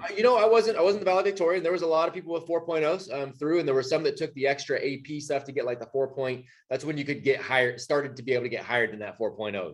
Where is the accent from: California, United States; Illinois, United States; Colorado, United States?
California, United States; Bay Area; moved away as an adult; now in North Carolina, United States; California born and raised. You know, my wife and I both uh, grew up in the Bay Area